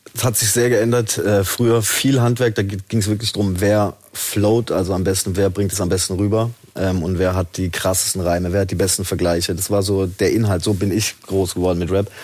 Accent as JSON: {"language": "German", "town": "Haslach im Kinzigtal", "region": "Baden-Württemberg", "country": "Germany", "tie": "born or raised there", "also_born_or_lived": "Zell am Harmersbach", "moved": "as an adult", "lives_now": "Stuttgart, Germany", "said": "ich bin in Zell am Hamersbach geboren"}